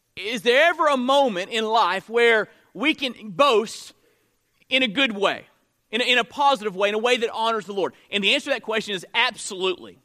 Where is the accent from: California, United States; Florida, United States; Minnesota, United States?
Florida, United States; moved away as an adult; now in Mississippi, United States; I'm from Florida, so I'm a Florida State fan